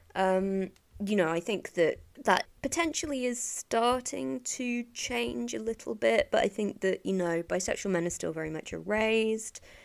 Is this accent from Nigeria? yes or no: no; England, United Kingdom; as an English, or mostly English person